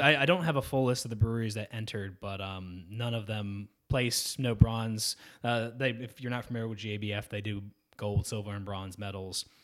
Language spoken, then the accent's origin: English; Georgia, United States; my hometown is right on the lake where they all, they did all the rowing, canoeing, and kayaking